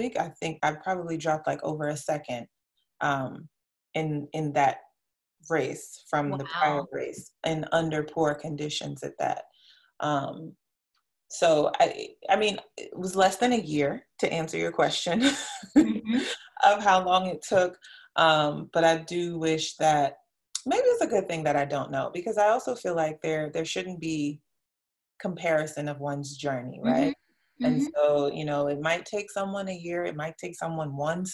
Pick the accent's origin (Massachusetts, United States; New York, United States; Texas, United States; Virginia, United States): New York, United States; New York City; I'm from New York City